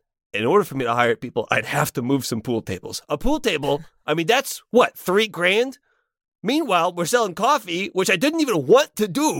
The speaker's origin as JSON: {"language": "English", "country": "France", "second_language": "English", "said": "didn't know that because I am from France, okay?"}